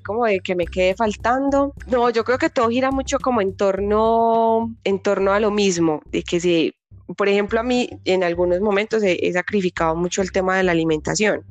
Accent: Colombia; nosotros como colombianos

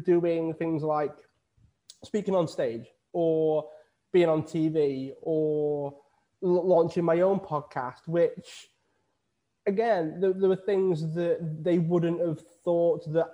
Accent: Widnes, North West England, United Kingdom; now in Lanzarote, Spain; I'm originally from Widnes in the UK. I moved to Lanzarote in the Canary Islands

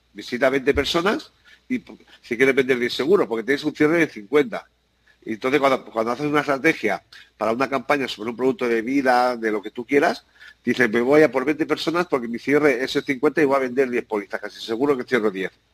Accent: San Antonio, Balearic Islands, Spain; yo nací en Ibiza, porque mis padre fue el, primer pintor de coches que llegó a la isla y, y, nací allí. Pero soy ah. vicengo

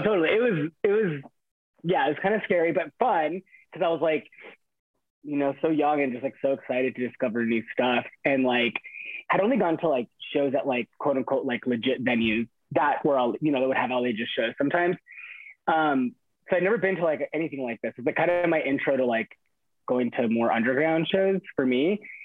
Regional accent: Inland Empire, California, United States; I grew up in the Inland Empire, which is like 40 minutes east of Los Angeles

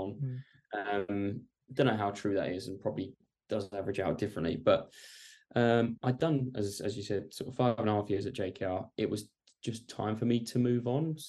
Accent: Essex, East of England, United Kingdom; I'm from Essex.

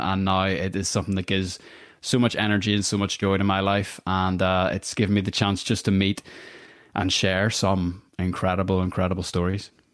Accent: Northern Ireland, United Kingdom; I'm from Northern Ireland

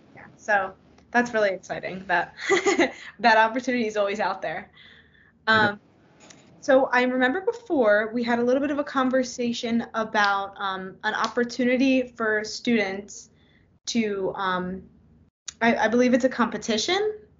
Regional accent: Philadelphia, Pennsylvania, United States; I grew up in the Philly area

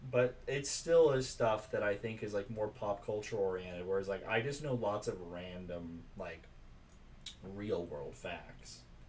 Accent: Georgia, United States; Well, I'm from Georgia, or as we say where I come from, Georgia

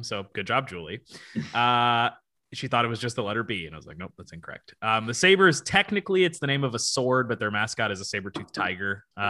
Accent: La Plata, Maryland, United States; also born or lived in North Carolina; I would say La Plata is my hometown, not North Carolina.

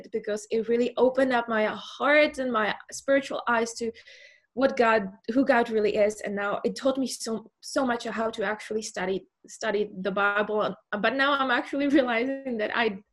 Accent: Czechia; moved away as an adult; now in Muizenberg, South Africa; I am from the Czech Republic.

